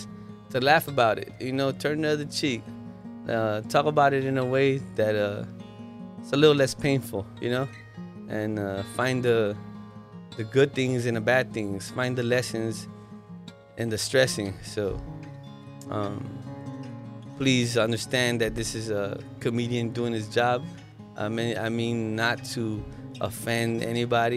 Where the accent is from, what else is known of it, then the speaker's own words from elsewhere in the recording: Los Angeles, California, United States; moved away as an adult; also born or lived in Mexico; now in Maui, United States; I grew up in Watts